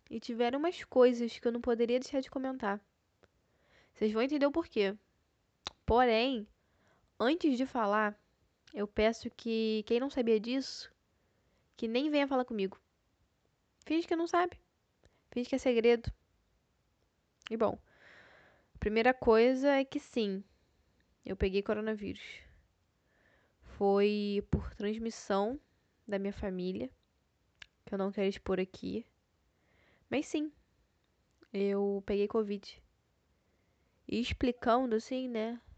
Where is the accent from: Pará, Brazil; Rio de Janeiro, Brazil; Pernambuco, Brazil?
Rio de Janeiro, Brazil; Visto que eu sou carioca e o Rio de Janeiro tá passando por uma nevasca